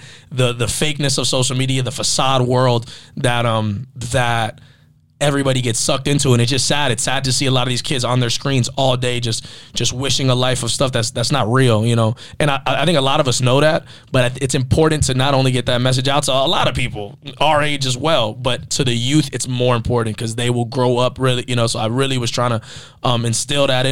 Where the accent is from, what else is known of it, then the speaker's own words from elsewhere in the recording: Miami, Florida, United States; I grew up in Miami, a lot of Hispanic friends in the culture